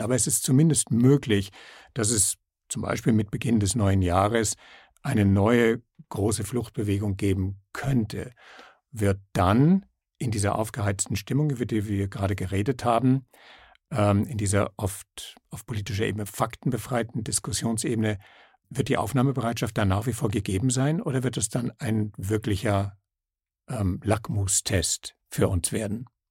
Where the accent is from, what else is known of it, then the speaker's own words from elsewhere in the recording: Salzburg, Austria; bei uns in Salzburg